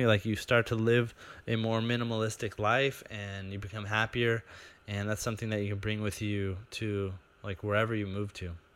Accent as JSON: {"language": "English", "country": "United States", "moved": "yes", "said": "as an American"}